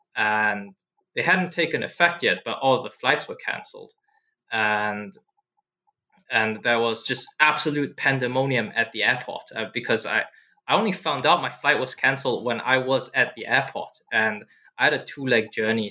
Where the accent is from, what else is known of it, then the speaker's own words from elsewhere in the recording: Singapore; I I grew up in Singapore